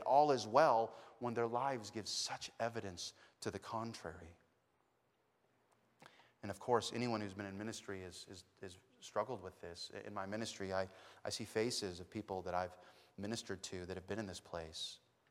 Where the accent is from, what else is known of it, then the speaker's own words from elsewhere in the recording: Texas, United States; you know I'm from Texas, so I'm an American. I'm a Protestant, you know, just because of wherever I'm from.